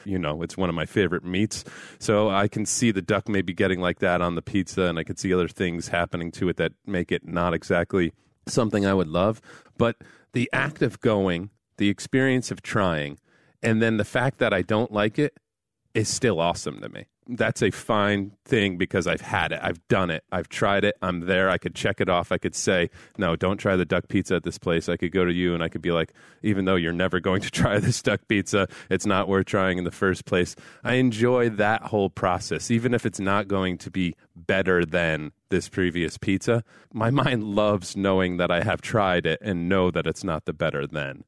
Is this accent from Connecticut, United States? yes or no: yes; New Haven, Connecticut, United States; I come from New Haven area and we have a pizza and it's known as one of the best pizzas in the world and I identify as a person from the New Haven area